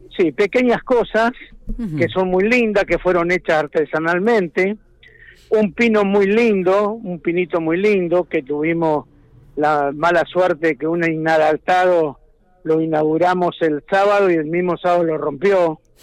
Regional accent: Speluzzi, La Pampa, Argentina; yo nací y me, me crié y me desarrollé como persona en Speluzzi.

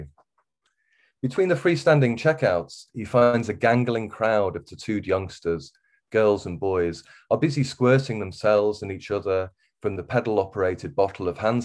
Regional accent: Wirral, North West England, United Kingdom; accent: Wirral; moved away; also born or lived in Liverpool; I grew up on the Wirral, on the West Wirral, really.

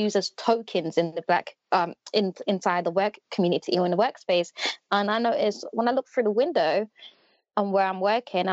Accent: London, United Kingdom; I was born and raised in West London

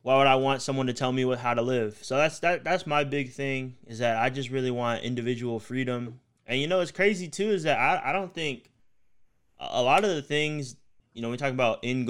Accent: Dallas, Texas, United States; growing up in East Dallas

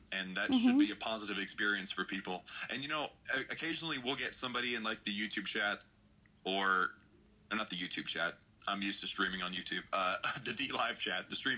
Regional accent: Texas, United States; I'm from Texas.

